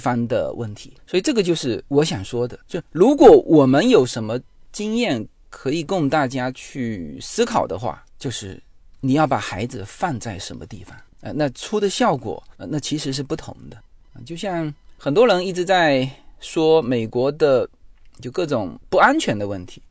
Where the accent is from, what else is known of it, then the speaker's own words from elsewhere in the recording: China; moved away as an adult; now in United States; 我们，呃，中国也有华语辩论